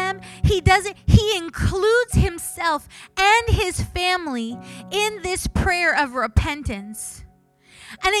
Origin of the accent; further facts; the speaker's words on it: Canada; I'm Canadian.